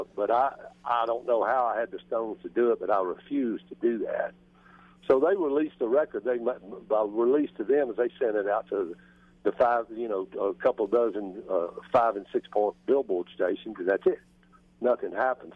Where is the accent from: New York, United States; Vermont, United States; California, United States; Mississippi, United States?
Mississippi, United States; Greenville; I grew up in Greenville, Mississippi